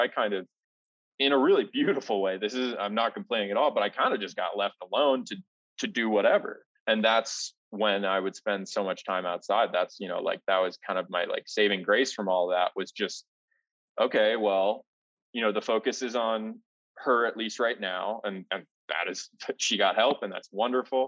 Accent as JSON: {"language": "English", "region": "Ohio", "country": "United States", "tie": "born or raised there", "moved": "as an adult", "lives_now": "Denver, United States", "said": "Growing up in Ohio, like you were saying, you know, I lived on the edge of the suburbs and the edge of the country"}